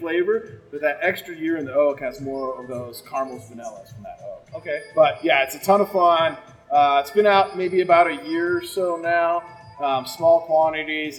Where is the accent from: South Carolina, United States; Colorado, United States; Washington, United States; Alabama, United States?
Colorado, United States; growing up in Colorado